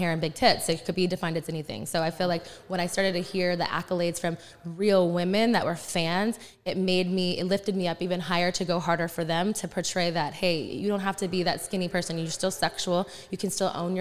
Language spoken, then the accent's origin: English; Texas, United States; growing up in the Texas, like, Southern charm